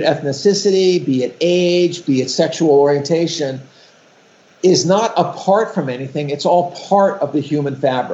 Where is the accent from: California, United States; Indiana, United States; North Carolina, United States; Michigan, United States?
California, United States; West Hollywood; I grew up in West Hollywood, which is the first gay community that I was aware of in Los Angeles, right?